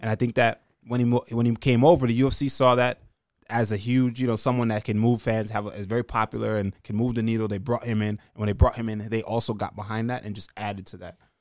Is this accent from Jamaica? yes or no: yes; Jamaica; now in New York, United States; I'm from Jamaican kid that lives in New York